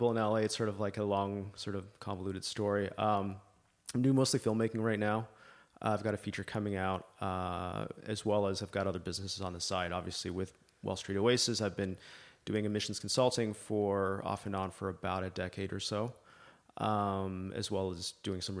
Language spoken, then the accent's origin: English; Libya; also born or lived in Canada; I'm Canadian originally. Uh, grew up in Libya, out of all places. Um, obviously, now it's not what it used to be.